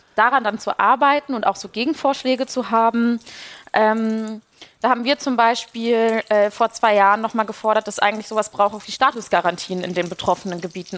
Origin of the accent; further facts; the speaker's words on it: Ruhr area, North Rhine-Westphalia, Germany; ich komme aus dem Ruhrgebiet